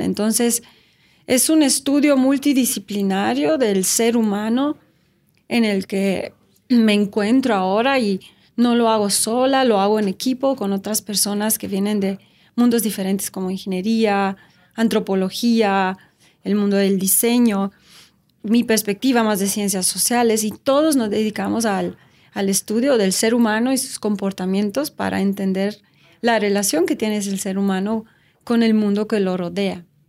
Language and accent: Spanish; Romania; Spanish is a second language; moved away as an adult; also born or lived in Switzerland; now in Mexico; Nací en Rumania y viví en Rumania por 19 años. Y luego me fui a estudiar a Suiza